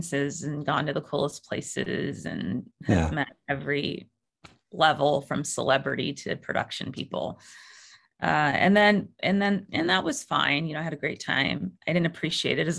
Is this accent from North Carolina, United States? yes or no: no; Bay Area, California, United States; I grew up in the Bay Area.